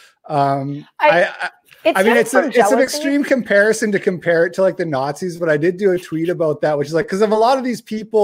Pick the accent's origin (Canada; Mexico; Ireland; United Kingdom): Canada; as a Canadian